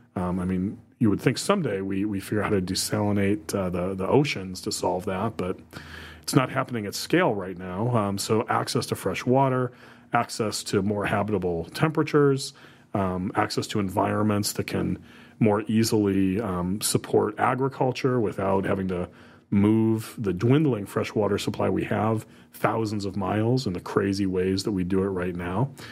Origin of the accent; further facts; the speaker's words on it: Toledo, Ohio, United States; moved away; I grew up in the Toledo, Ohio area